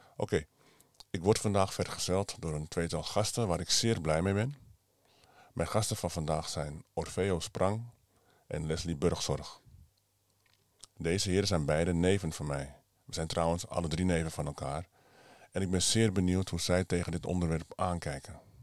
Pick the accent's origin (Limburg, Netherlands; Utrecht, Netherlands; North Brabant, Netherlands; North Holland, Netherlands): North Holland, Netherlands; Amsterdam; geboren in Amsterdam, van Surinaamse afkomst